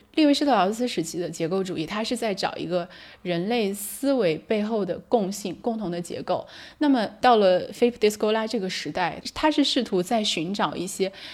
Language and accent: Chinese; China; moved away as an adult; now in France; 我是一个中国人嘛，我在中国成长到二十岁